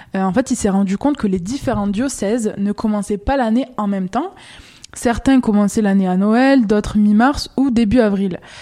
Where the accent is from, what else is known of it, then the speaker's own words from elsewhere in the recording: Quebec, Canada; chez nous au Québec